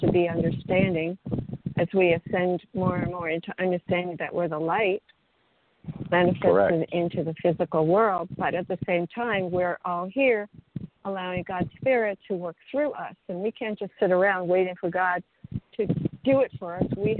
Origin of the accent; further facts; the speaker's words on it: New York City, New York, United States; now in Florida, United States; I grew up in New York City.